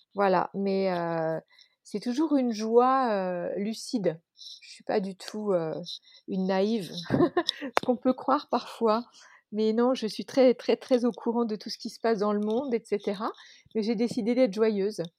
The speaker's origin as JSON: {"language": "French", "town": "Dijon", "region": "Bourgogne-Franche-Comté", "country": "France", "tie": "born or raised there", "moved": "as an adult", "said": "J'ai grandi à Dijon"}